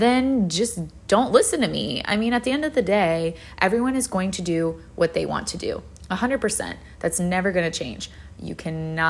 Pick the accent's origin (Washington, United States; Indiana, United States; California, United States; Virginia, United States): Virginia, United States; now in Florida, United States; I live in Florida now, but I grew up in Virginia.